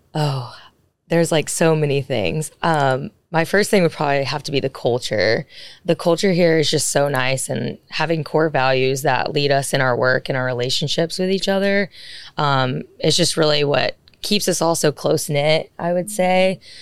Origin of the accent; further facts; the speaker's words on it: Birmingham, Alabama, United States; moved away as an adult; now in Dallas, United States; I'm originally from Birmingham, Alabama